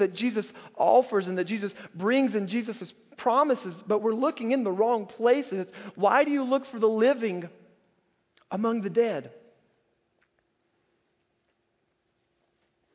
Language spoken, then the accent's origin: English; North Carolina, United States; when I was a little boy growing up in North Carolina